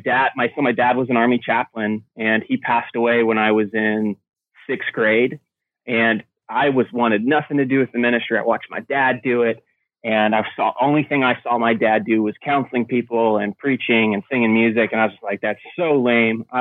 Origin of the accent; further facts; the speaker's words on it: Carthage, New York, United States; So it was a little town in Carthage, New York, a town of about 3,000-4,000 people